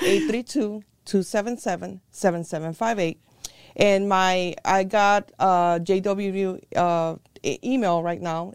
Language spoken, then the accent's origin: English; Puerto Rico; also born or lived in New York, United States; now in United States; I was born in here in the United States in New York, but I was a very early age uh, taken to or sent to Puerto Rico. That's where my grandparents and my mom's parents were. Um, I went through school there as well